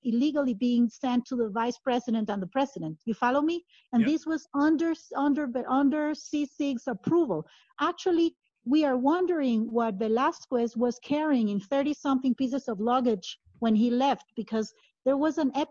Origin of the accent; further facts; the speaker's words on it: Guatemala; moved away; also born or lived in Italy; I moved back to Guatemala from Italy